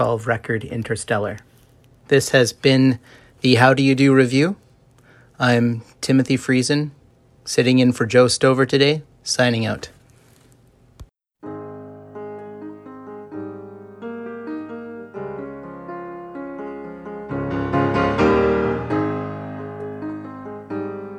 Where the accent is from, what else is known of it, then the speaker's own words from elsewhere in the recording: Killarney, Manitoba, Canada; moved away; I grew up in Killarney.